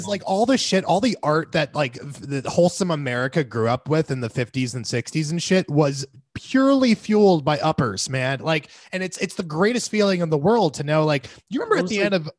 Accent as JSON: {"language": "English", "region": "Florida", "country": "United States", "tie": "born or raised there", "said": "We grew up in Florida where, not always to be fair, okay, but there was this really strong emphasis."}